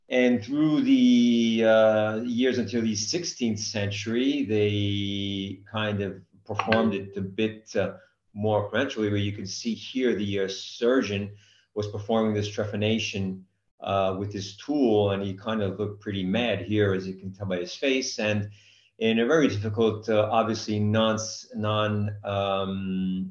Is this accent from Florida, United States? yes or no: no; New Jersey, United States; now in Brescia, Italy; I don't speak English because I'm from New Jersey